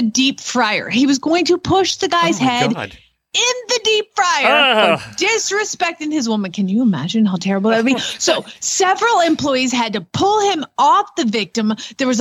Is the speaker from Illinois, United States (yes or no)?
no; Georgia, United States; I'm from Georgia. I was born in Georgia. My daddy's from Georgia. My whole family lives